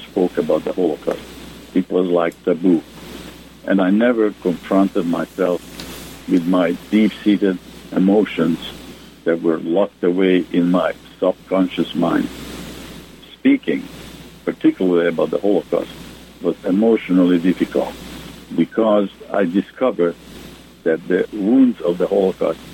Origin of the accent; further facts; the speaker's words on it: Budapest, Hungary; now in Atlanta, United States; I was Jewish and that I was from Hungary